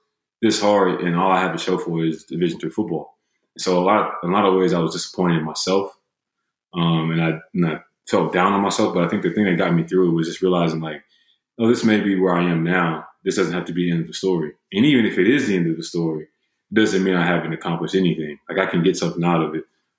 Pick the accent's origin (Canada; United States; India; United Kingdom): United States; Huntsville, Alabama; moved away as an adult; also born or lived in Greenville, Illinois; growing up in Huntsville, Alabama